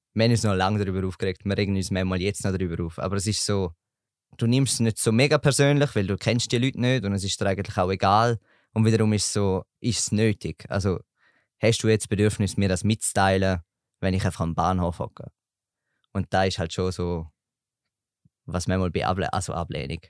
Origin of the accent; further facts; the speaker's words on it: Eastern Switzerland, Switzerland; komme aus der Ostschweiz